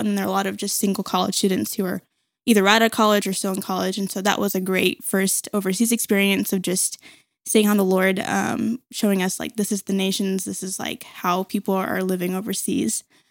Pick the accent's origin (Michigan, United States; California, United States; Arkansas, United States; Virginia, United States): Arkansas, United States; Conway; also born or lived in Jonesboro, Arkansas; So I was born in Jonesboro, Arkansas, which is a small place.